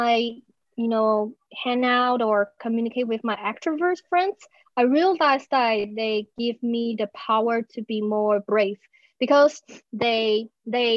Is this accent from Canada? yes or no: no; Taiwan; I'm from Taiwan